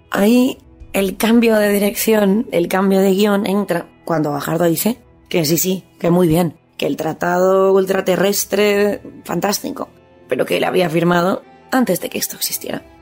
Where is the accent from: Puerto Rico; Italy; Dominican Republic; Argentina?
Italy; Bajardo, Liguria; este poeta dejó en herencia la luna a mi pueblo y a mis compatriotas.